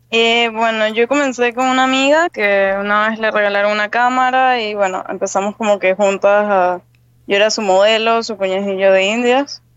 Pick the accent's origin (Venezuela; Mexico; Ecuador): Venezuela; moved away as an adult; also born or lived in Spain; now in Panama; yo soy venezolana